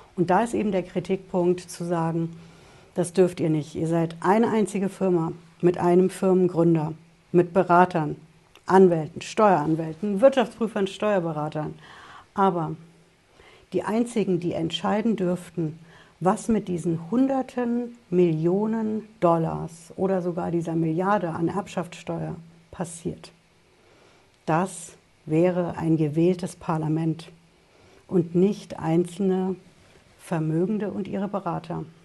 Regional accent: Germany; bei uns in Deutschland

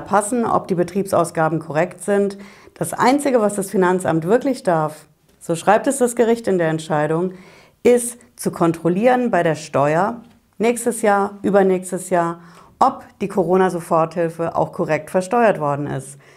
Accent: Hesse, Germany; bei uns in Hessen hier

